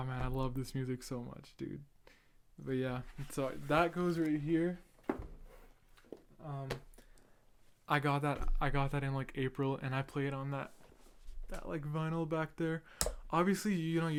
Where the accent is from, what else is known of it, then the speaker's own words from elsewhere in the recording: Edmonton, Alberta, Canada; I'm Canadian. I was born in Edmonton, Alberta